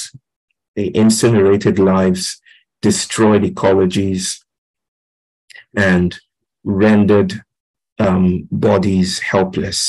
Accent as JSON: {"language": "English", "region": "Kinshasa", "country": "DR Congo", "tie": "born or raised there", "said": "I grew up in Congo, in Kinshasa"}